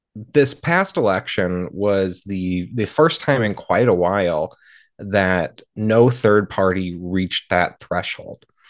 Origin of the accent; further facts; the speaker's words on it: Marshall, Minnesota, United States; my hometown of Marshall